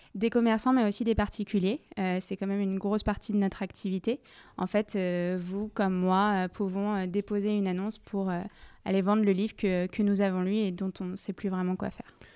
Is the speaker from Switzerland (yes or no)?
no; Paris, Île-de-France, France; Je viens de Paris où j'ai fait la majorité euh, de ma scolarité